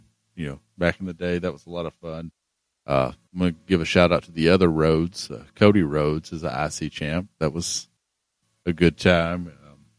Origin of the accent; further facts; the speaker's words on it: Australia; as an Aussie